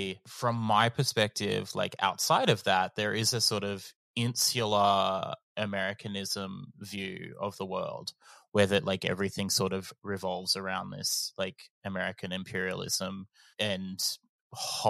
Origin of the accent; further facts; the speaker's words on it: Australia; I am a Gamilaroi Darug fella.